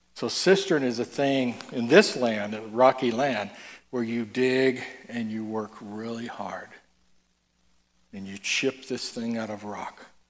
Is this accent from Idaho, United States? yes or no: no; Tennessee, United States; I'm from I'm from Tennessee.